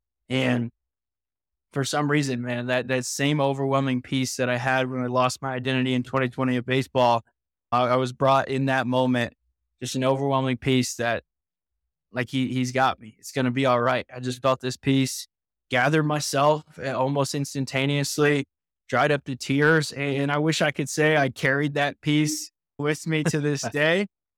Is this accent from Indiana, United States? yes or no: yes; Indiana, United States; I grew up in Indiana